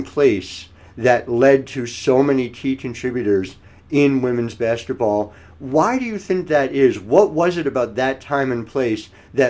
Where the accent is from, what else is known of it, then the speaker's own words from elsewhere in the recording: Cherry Hill, New Jersey, United States; I'm a kid from Cherry Hill, New Jersey, just outside of Philly.